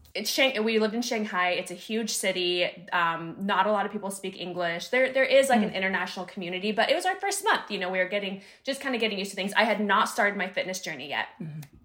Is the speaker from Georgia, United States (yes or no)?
no; Northern California, United States; also born or lived in Sacramento / San Diego; I'm from Northern California. I moved to Sacramento for a year